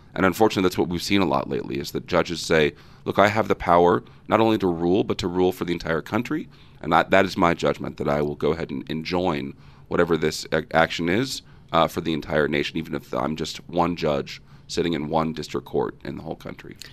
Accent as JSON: {"language": "English", "town": "Fresno", "region": "California", "country": "United States", "tie": "born or raised there", "said": "I grew up in Fresno, California, Central Valley, the jewel, the heart of California."}